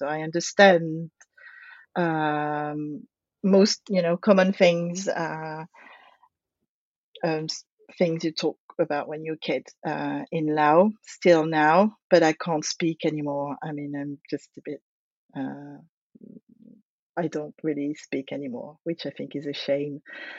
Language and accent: English; France; now in United Kingdom; I grew up in France. I'm French, in the countryside, in the middle of nowhere. And my dad is French. He's from that countryside. The house we lived in is his grandparents' house.